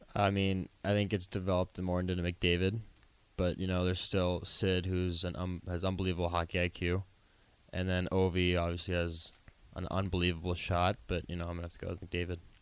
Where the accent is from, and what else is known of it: Mars, Pennsylvania, United States; born or raised there; also born or lived in Westlake, Ohio